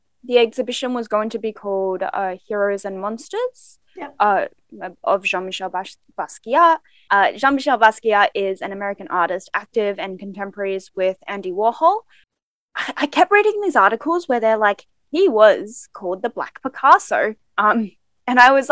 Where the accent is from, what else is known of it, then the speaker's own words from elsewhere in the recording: Melbourne, Victoria, Australia; accent: Australian; so where are you from? And I said, Melbourne